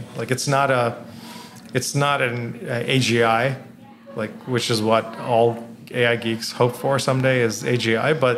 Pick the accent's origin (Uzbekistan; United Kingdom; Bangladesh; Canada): Bangladesh; moved away; I grew up in Bangladesh